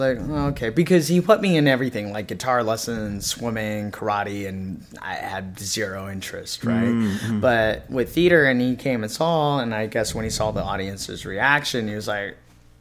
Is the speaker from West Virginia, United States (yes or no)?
no; Fremont, California, United States; born and raised in Fremont